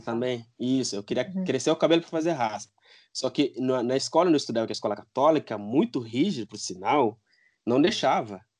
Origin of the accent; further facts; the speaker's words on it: Guinea-Bissau; moved away as an adult; now in Brazil; eu sou de Guiné-Bissau, eu nasci lá, né? Os meus pais são de lá. É, eu vim para o Brasil em 2008. Eu vim para fazer faculdade